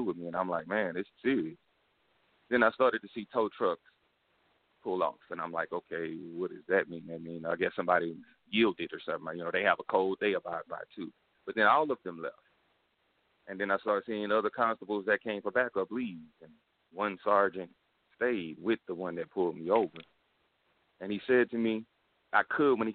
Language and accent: English; Houston, Texas, United States; I'm hailing from the Republic of Texas, you know, H-Town.